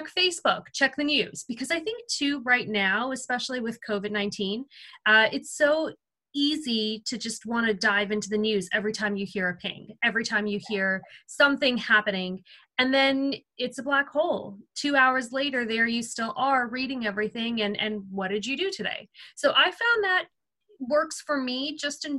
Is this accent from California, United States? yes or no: yes; Seal Beach, California, United States; this is actually my hometown. I'm in Seal Beach, California